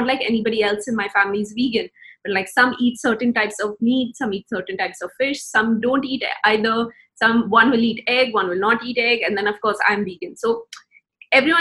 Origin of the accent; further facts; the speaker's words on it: India; Growing up in India